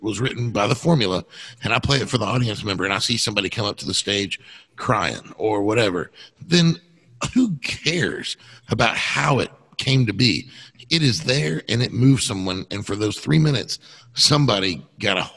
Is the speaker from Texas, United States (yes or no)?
yes; Texas, United States; moved away; I'm from Texas